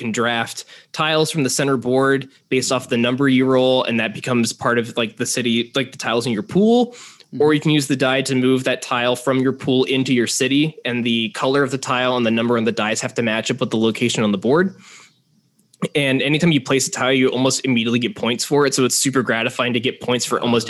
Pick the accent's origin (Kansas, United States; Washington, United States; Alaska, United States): Kansas, United States; moved away as an adult; now in Chicago, United States; I grew up in Kansas, but then my wife and I moved, well, then girlfriend, we moved to Chicago about 6 years ago